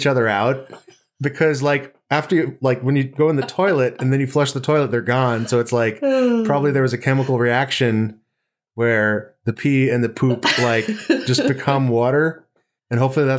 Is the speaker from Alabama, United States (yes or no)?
no; New York, United States; accent: New York; it sound like I was from New York, which I was.